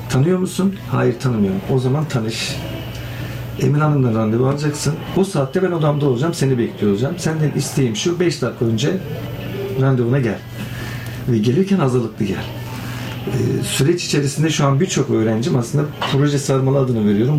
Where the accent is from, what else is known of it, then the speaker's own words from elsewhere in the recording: Kilis, Kilis Province, Turkey; ben Kilisliyim, Güneydoğuluyum